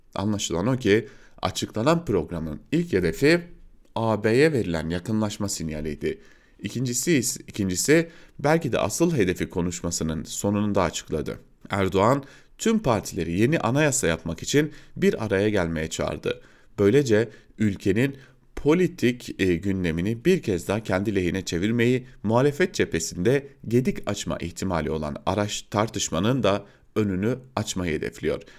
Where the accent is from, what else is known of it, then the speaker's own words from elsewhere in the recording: Diyarbakır, Diyarbakır Province, Turkey; moved away as an adult; ben de Diyarbakırlıyım. Orada doğdum, orada büyüdüm